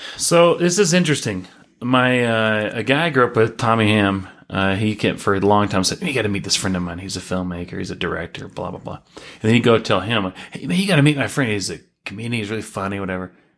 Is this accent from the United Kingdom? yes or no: no; Chattanooga, Tennessee, United States; moved away as an adult; now in Utah, United States; I was born and raised in Chattanooga, Tennessee